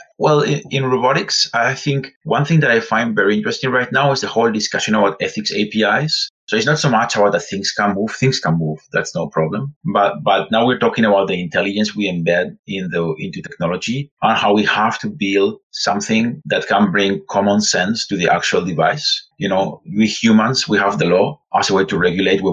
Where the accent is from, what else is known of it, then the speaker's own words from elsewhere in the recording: Spain; English is a second language; You have noticed my accent. So I'm actually from Spain